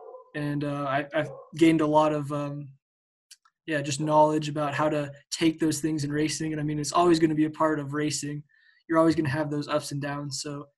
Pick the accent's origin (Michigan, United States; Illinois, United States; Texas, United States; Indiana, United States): Indiana, United States; Noblesville; born there; now in Johnstown, United States; I was born in Noblesville, Indiana. Okay. So that probably helps. But yeah, so my family originally from Noblesville, Indiana.